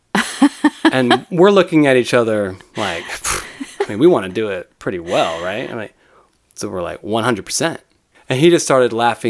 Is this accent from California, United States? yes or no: yes; San Diego, California, United States; also born or lived in Dallas, Texas; when I was seven, I moved to Southern California